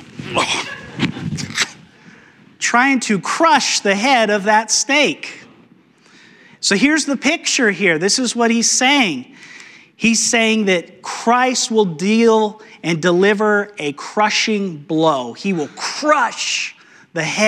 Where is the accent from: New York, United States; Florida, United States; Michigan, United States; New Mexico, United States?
New Mexico, United States; Growing up in New Mexico, we had rattlesnakes, a lot of rattlesnakes